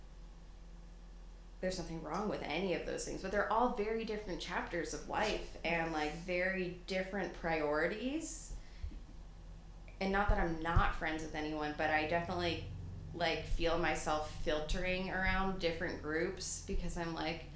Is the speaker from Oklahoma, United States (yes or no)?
no; New York City, New York, United States; I'm from Staten Island, very big Italian culture, big families, family is life.